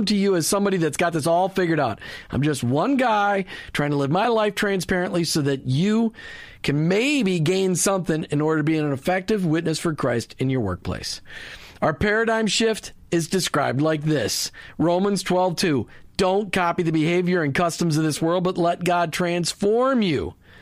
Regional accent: Minnesota, United States; I grew up in Minnesota

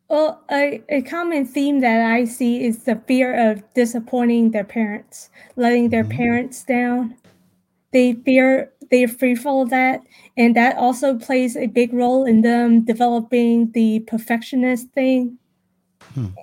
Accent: Richmond, Virginia, United States; I was born and raised in Richmond, Virginia, also known as Henrico, Virginia

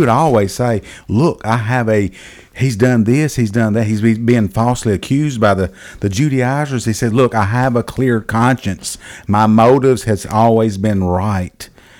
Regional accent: Rialto, California, United States; I grew up in Rialto. We used to go down to Billy Farmer's, Billy Farmer's little store down there by the railroad track.

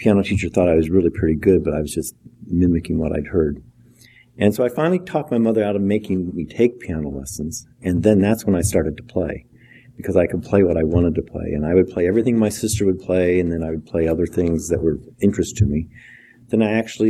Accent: South Central Iowa, United States; A farming community. I grew up just a few miles north of the Missouri line

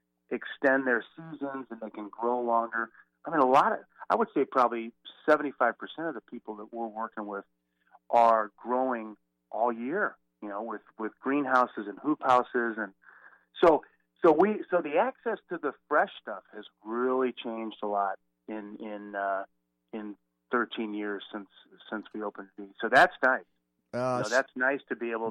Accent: outside of St. Louis, Missouri, United States; I grew up outside of St. Louis, sort of out in the country

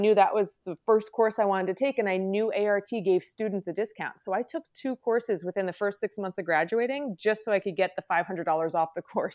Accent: New Jersey, United States; born and raised in Jersey

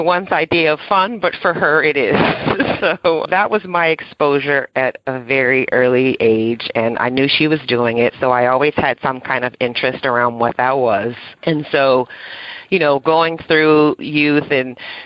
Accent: Westerville, Ohio, United States; I grew up in Ohio. It's a small town outside of Columbus, Ohio, called Westerville

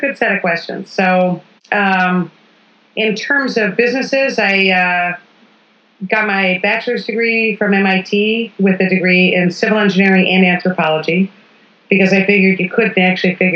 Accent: Washington, District of Columbia, United States; I was born in Washington, D.C. in the 1960s

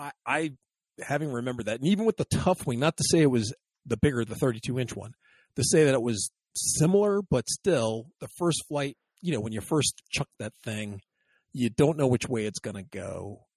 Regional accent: Texas, United States; from the hills of Texas.

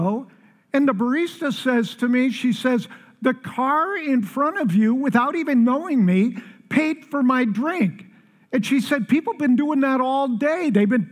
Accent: Chicago, Illinois, United States; now in Colorado, United States; I'm from Chicago

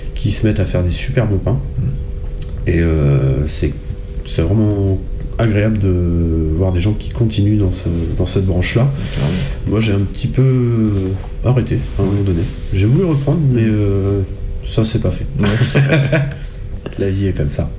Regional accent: Selles-sur-Cher, Centre-Val de Loire, France; je viens de Celle-sur-Cher.

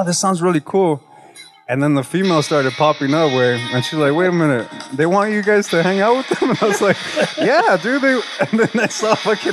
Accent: California, United States; we're from California

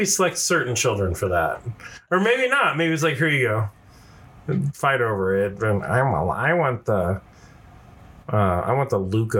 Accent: Kansas City, United States; now in Colorado, United States; I was from Kansas City.

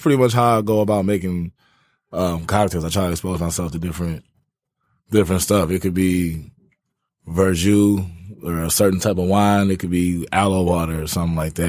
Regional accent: Ypsilanti, Michigan, United States; now in Detroit, United States; I'm from Ypsilanti.

